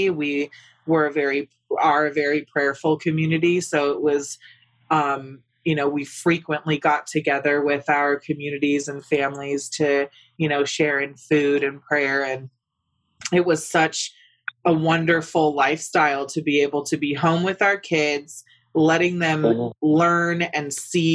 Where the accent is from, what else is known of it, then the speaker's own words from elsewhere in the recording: West Coast, United States; I'm over from the West Coast, right? Which is not so conservative. As a matter of fact, we're quite liberal over there in that part of the country.